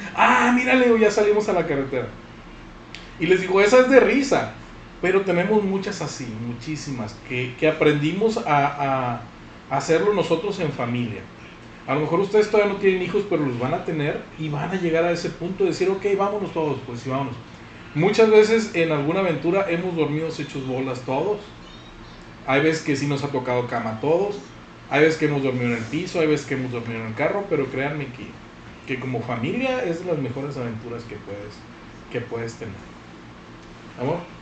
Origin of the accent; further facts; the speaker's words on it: Sinaloa de Leyva, Sinaloa, Mexico; also born or lived in Guasave; now in Culiacán, Mexico; yo soy de Sinaloa de Leiva, no es Guasave, Sinaloa de Leiva